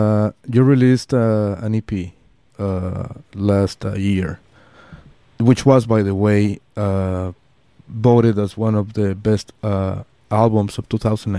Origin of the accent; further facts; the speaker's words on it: Mexico City, Mexico; I'm Mexican. I'm from Mexico City.